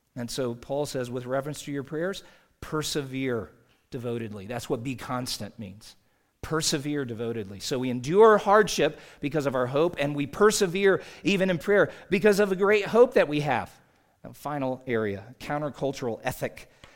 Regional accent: South Carolina, United States; moved away as an adult; now in Utah, United States; Growing up in South Carolina, I mean, we, uh, left my dad and two sis, two of my three sisters and their families back there.

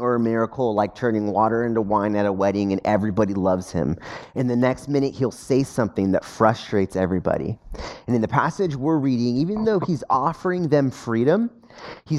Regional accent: United States; as an American.

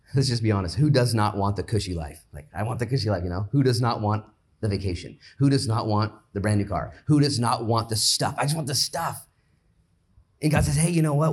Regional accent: United States; I'm an American

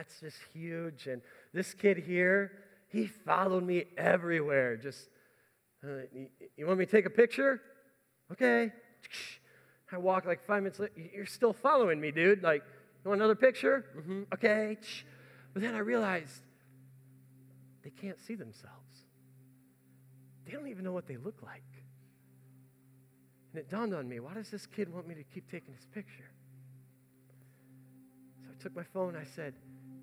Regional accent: United States; I'm sitting here as an American

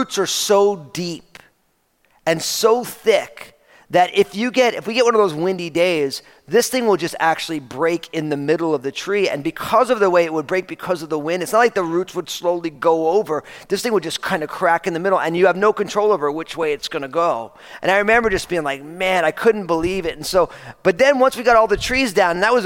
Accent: New Jersey, United States; now in Pacific Northwest, United States; I grew up in New Jersey

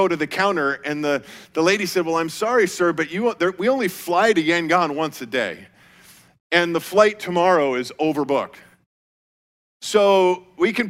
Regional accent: Colorado, United States; I grew up in Colorado

